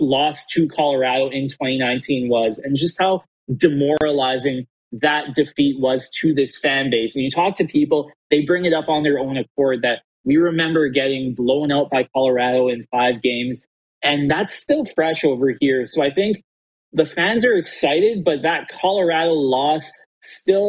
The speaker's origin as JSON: {"language": "English", "town": "Edmonton", "region": "Alberta", "country": "Canada", "tie": "born or raised there", "also_born_or_lived": "Montreal", "lives_now": "Calgary, Canada", "said": "I was born in Edmonton, and I was studying at that time to become a high school social studies teacher"}